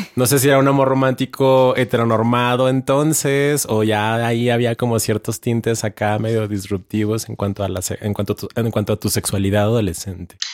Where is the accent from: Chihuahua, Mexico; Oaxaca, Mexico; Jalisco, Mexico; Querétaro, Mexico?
Chihuahua, Mexico; Ciudad Juárez; yo también soy de la frontera, yo soy de Ciudad Juárez.